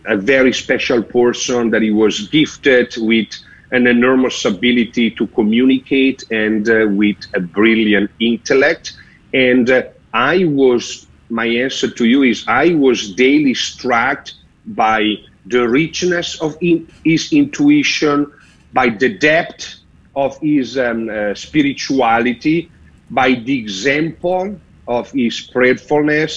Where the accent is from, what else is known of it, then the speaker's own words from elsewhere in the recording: Sotto il Monte, Lombardy, Italy; first language Italian; English is a second language; moved away as an adult; also born or lived in Rome, Italy; I am the only Swiss guard till today that I was born abroad and raised abroad. So being born in Bergamo, just outside of Milano, being Italiano, my mother tongue language